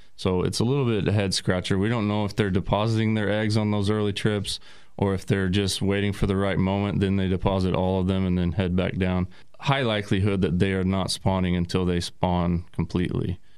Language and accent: English; Tulsa, Oklahoma, United States; also born or lived in Arizona; I'm originally from Oklahoma, born and raised in Tulsa